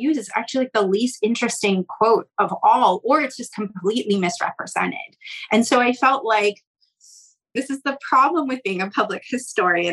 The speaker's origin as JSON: {"language": "English", "region": "California", "country": "United States", "tie": "born or raised there", "moved": "yes", "said": "I grew up in California and we study a very different history there"}